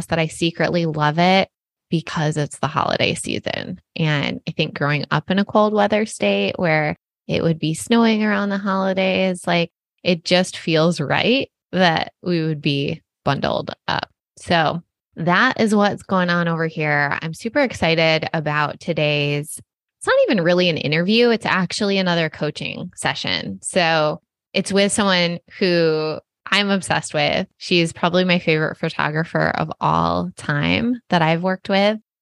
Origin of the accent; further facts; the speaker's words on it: Michigan, United States; now in Southern California, United States; I grew up in Michigan and it was so much colder